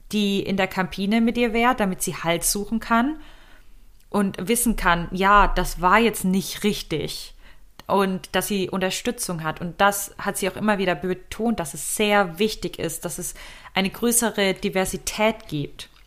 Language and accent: German; Germany; uns als Deutsche